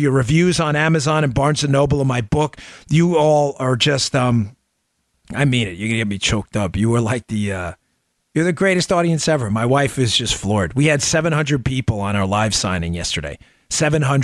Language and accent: English; New York City, New York, United States; growing up in Queens